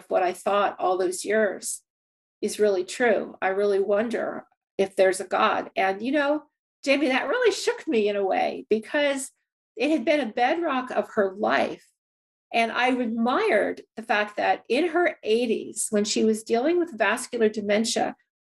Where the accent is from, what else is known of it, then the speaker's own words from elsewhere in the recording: Shrewsbury, New Jersey, United States; I was growing up in New Jersey, suburban New Jersey, a small town called Shrewsbury